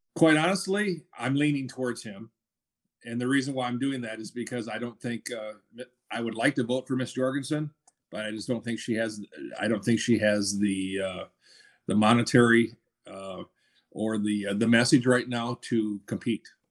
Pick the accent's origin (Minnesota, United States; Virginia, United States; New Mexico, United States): Minnesota, United States; now in Georgia, United States; I'm from, I was from Minnesota